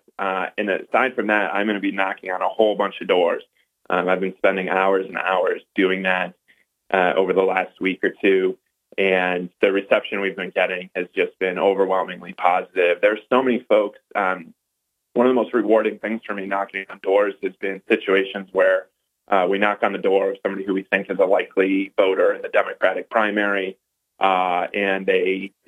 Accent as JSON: {"language": "English", "town": "Endicott", "region": "New York", "country": "United States", "tie": "born or raised there", "moved": "as an adult", "lives_now": "Ithaca, United States", "said": "I'm from Endicott. I went to UE High School. I'm the only one who was raised in this district"}